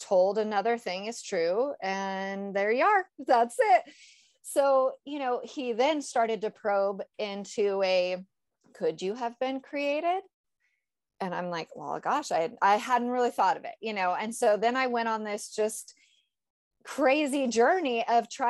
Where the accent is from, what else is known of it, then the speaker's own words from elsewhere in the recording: Northern California, United States; I was raised in Northern California